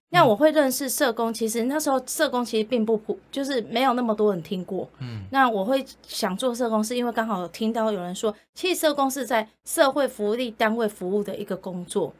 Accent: Yilan County, Taiwan; 我是来自于宜兰

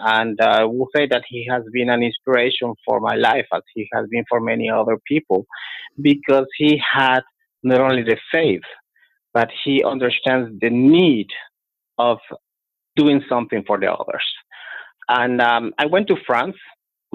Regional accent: Guatemala; moved away; So I was born in Guatemala. I grew up in Guatemala

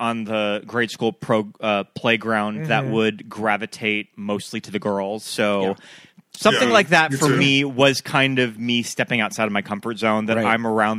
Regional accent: near the Judith Mountains, Montana, United States; I went to 4-H camp, and the 4-H camp was at a Boy Scout camp in the middle of the Judith Mountains, which are just outside of my hometown.

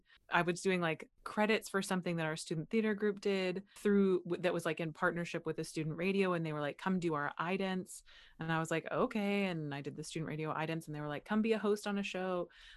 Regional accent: Butler, Pennsylvania, United States; And then when I came back, when I moved back to the US, it was very like, where are you from? And I was like, mm-hmm. I'm from here in Butler, Pennsylvania.

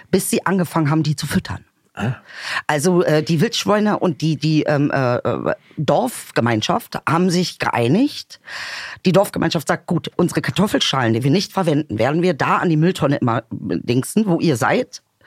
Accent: Bomlitz, Lower Saxony, Germany; moved away; ich habe ja da im Benefeld Bomlitz also Bomlets, Dicker, mehr Dorf geht auch nicht

